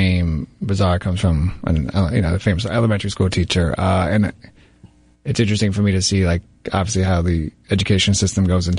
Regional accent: New York, United States; I'm from New York

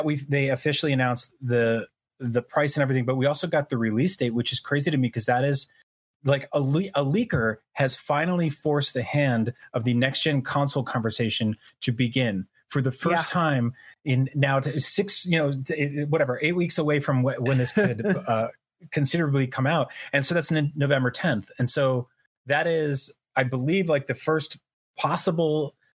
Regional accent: New Jersey, United States; also born or lived in New York City; growing up in New Jersey

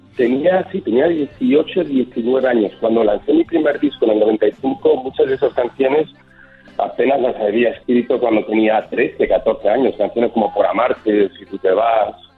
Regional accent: Miami, Florida, United States; accent: mixed; also born or lived in Spain; mi acento está un poquito mezclado porque me he criado en Miami

